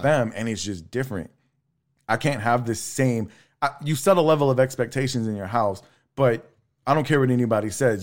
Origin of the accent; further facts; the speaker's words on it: La Marque, Texas, United States; I grew up in Lamarck, Texas City